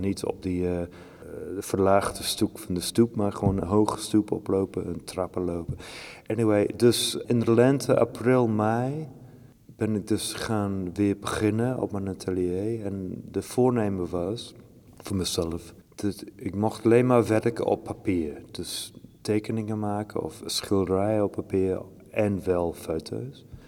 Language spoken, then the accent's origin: Dutch; Shropshire, West Midlands, United Kingdom; Dutch is a second language; moved away; Ik kom uit Shropshire